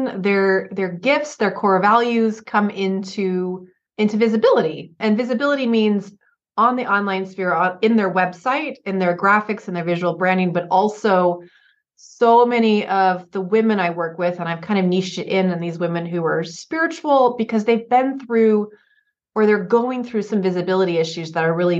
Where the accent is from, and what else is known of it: Oregon, United States; born or raised there; moved away; also born or lived in Santa Barbara County, California